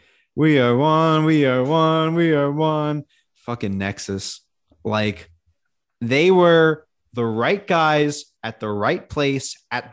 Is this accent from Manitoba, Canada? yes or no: yes; Winnipeg, Manitoba, Canada; Yeah, that was a go back to Toronto. I'm from Winnipeg, you idiot.